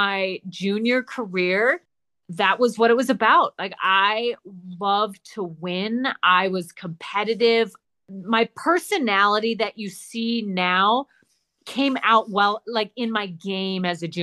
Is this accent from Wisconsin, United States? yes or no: yes; Wisconsin, United States; also born or lived in Minnesota; now in Arizona, United States; I was born in Minnesota, grew up in Wisconsin